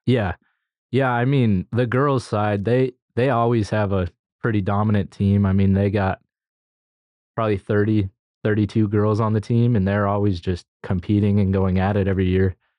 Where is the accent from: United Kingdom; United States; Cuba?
United States; Dickinson, North Dakota; moved away as an adult; I'm from Dickinson